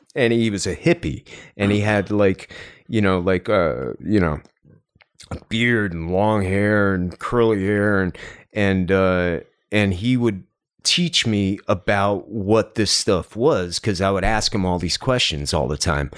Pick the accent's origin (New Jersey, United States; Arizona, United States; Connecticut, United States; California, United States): New Jersey, United States; also born or lived in New York City / Los Angeles; now in Cleveland, United States; I grew up in Jersey